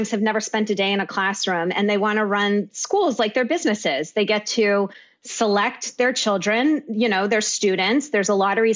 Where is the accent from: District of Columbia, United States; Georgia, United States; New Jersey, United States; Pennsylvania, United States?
Pennsylvania, United States; Western; now in New York City, United States; the majority of my family is in Western Pennsylvania, and I feel so detached. I love my hometown